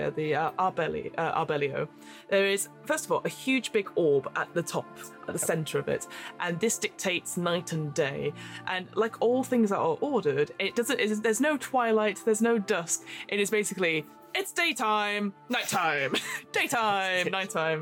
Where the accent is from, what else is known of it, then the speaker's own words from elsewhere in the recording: United Kingdom; we are two British people